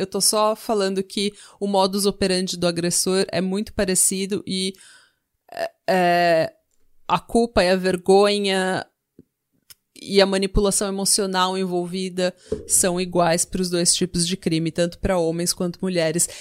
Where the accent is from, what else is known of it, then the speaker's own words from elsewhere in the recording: Brazil; como brasileira